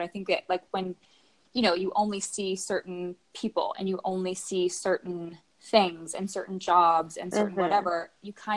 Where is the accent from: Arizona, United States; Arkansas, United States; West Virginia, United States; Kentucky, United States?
West Virginia, United States; moved away as an adult; also born or lived in Miami; now in Los Angeles, United States; I'm originally from West Virginia. It's where I was not born, but where I was raised and grew up, went to college there, did like lived the very large majority of my life there.